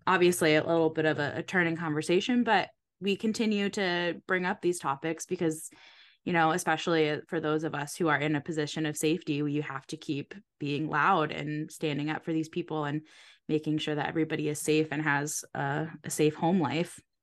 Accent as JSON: {"language": "English", "region": "Connecticut", "country": "United States", "tie": "born or raised there", "said": "I grew up in Connecticut, so not far from Newport, Rhode Island"}